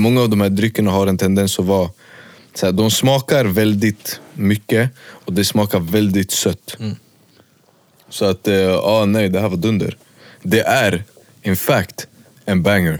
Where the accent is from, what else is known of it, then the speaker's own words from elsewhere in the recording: Märsta, Stockholm County, Sweden; also born or lived in Västerås; typ över sommaren när jag hade tid, då var jag hemma i Märsta